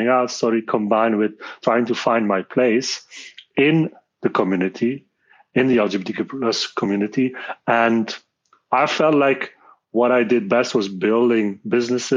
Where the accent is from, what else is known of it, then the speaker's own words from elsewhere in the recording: Belgium; I'm born and raised in Belgium